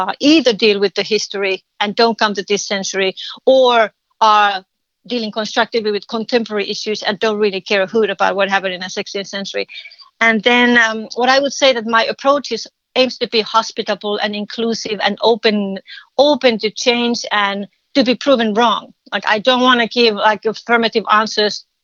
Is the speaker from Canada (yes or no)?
no; Finland; English is a second language; moved away as an adult; now in United States; I'm a Finnish. I'm from Finland. I lived in this country for 30 years.